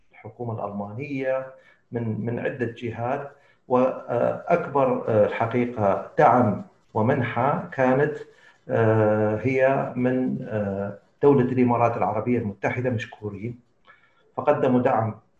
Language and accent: Arabic; Mosul, Nineveh, Iraq; انا ابن الموصل ولاده الموصل ودراسه الموصل وخريج الموصل